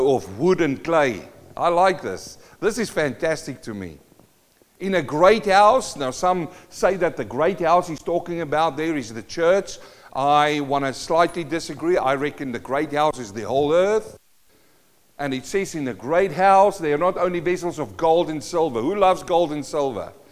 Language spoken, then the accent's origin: English; South Africa; moved away; I come from South Africa